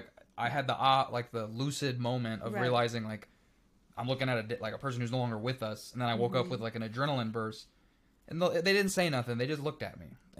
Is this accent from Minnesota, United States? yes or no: no; Missouri, United States; I'm from Missouri.